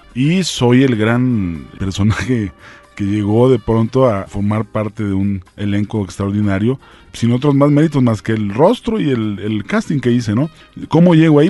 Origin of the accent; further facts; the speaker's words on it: Ciudad Juárez, Chihuahua, Mexico; Yo soy de Ciudad Juárez